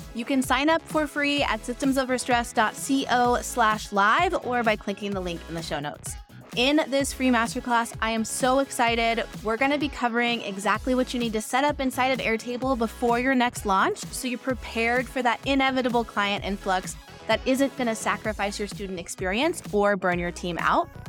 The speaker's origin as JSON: {"language": "English", "region": "Pacific Northwest", "country": "United States", "moved": "yes", "lives_now": "Los Angeles, United States", "said": "I live in Los Angeles, but I'm from the Pacific Northwest"}